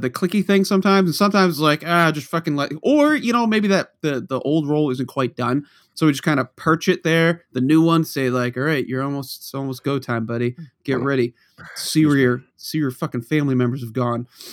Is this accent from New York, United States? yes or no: no; Norton, Massachusetts, United States; moved away; you and I grew up in Norton, Mass, where we were the only town that wouldn't cancel snow